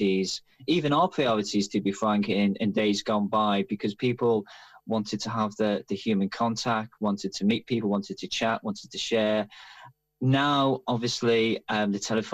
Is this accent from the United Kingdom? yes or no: yes; Liverpool, North West England, United Kingdom; accent: Liverpool; moved away as an adult; now in London, United Kingdom; as you might be able to tell from the accent, I'm Liverpool Irish. I left Liverpool 30 years ago, though the accent is still there